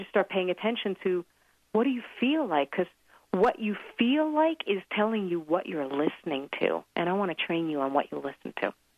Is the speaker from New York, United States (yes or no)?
yes; New York, United States; now in Colorado, United States; I'm from New York also